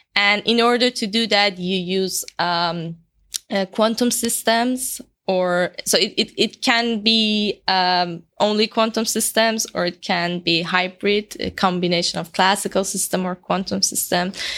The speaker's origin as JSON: {"language": "English", "country": "Iran", "moved": "as an adult", "lives_now": "Edinburgh, United Kingdom", "said": "I'm from Iran"}